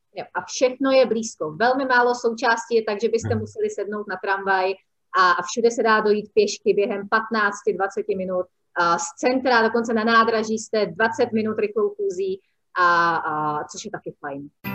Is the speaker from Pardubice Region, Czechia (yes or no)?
no; Prague, Czechia; now in Olomouc, Czech Republic; já jsem původem z Prahy